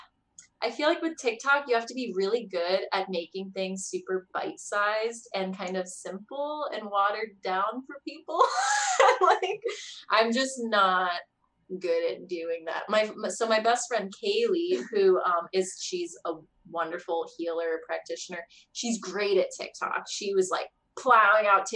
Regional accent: Las Vegas, Nevada, United States; also born or lived in California / New York; now in Connecticut, United States; I right now live in Connecticut. I just kind of ended up there for like job reasons. But I'm originally from Las Vegas

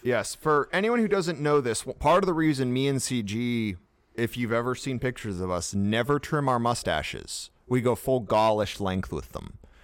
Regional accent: United States; we are American

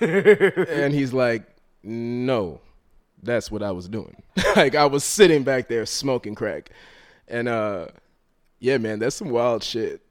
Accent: Rockland County, New York, United States; also born or lived in Harlem, New York City; born in Harlem, raised in Rockland County, which is like a suburb, an hour north of here.

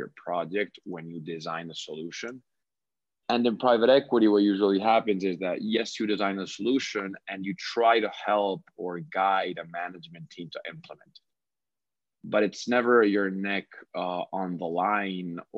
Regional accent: Cali, Valle del Cauca, Colombia; also born or lived in Bogota, Colombia; born and raised in Cali, Colombia

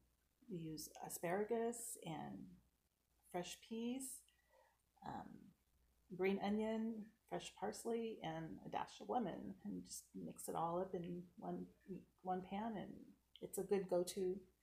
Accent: Port Angeles, Washington, United States; and I like to walk and ride bike and hike our beautiful home, which is on the North Olympic Peninsula. We're from Port Angeles.

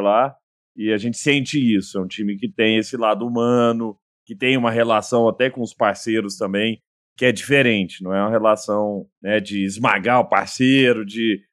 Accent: Araguari, Minas Gerais, Brazil; lá em Araguari, na minha terra natal

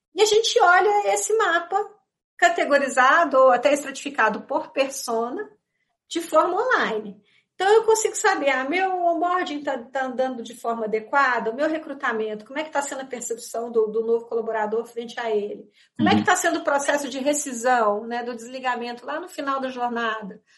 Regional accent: Minas Gerais, Brazil; eu sou mineira

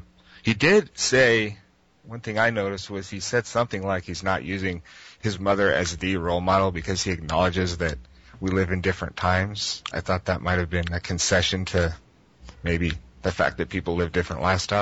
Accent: Colorado, United States; now in Texas, United States; I am originally from Colorado, but I'm in Texas now.

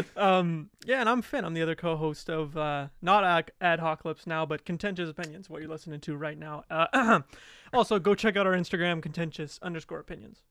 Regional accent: Alberta, Canada; moved away; I'm from Alberta.

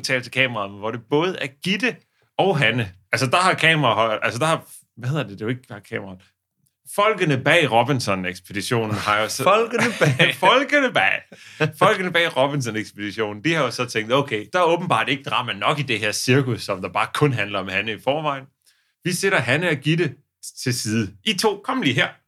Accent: Odense, Southern Denmark, Denmark; hvor vi kommer fra, for eksempel. Der var jo ude i den forstad til Odense

